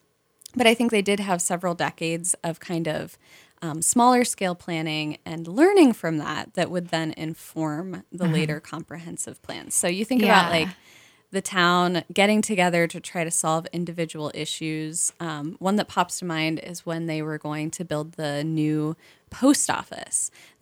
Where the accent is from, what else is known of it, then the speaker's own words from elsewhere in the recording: Cincinnati, Ohio, United States; So I'm from Cincinnati.